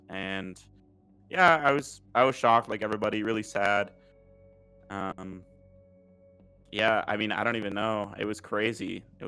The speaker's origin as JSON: {"language": "English", "country": "United States", "moved": "yes", "lives_now": "Germany", "said": "I'm the American"}